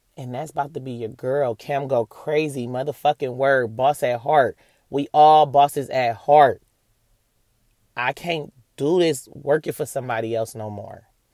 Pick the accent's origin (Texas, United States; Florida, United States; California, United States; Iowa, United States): California, United States; Oakland; I'm from Oakland, California